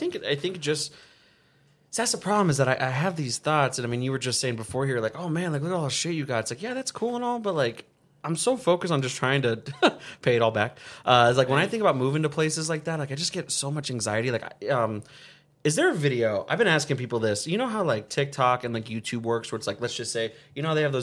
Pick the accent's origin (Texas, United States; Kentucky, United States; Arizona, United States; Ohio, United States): Arizona, United States; Avondale; I grew up in Avondale